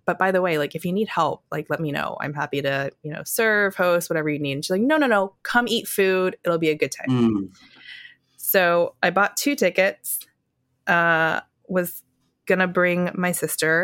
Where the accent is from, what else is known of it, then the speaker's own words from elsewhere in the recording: North Carolina, United States; also born or lived in Wisconsin / Shanghai; now in New York City, United States; I was born in Wisconsin, grew up in North Carolina